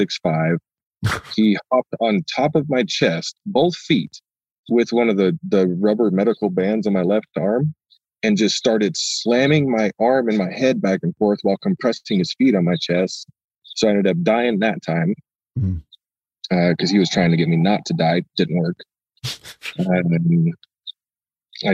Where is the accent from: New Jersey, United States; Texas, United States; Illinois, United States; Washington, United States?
Washington, United States; Ilwaco; moved away as an adult; also born or lived in Portland, Oregon; now in Idaho, United States; I grew up in Long Beach in Ilwaco, Washington